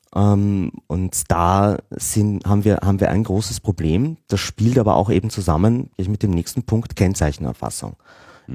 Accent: Austria; als Österreicher

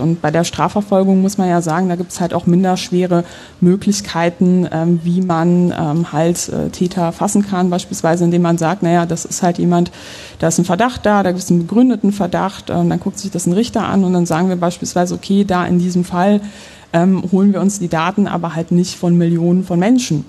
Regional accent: Poland; now in Germany; ich bin gebürtig aus Polen. Das heißt, ich bin mit so Horrorgeschichten über übergriffige Staaten auch groß geworden

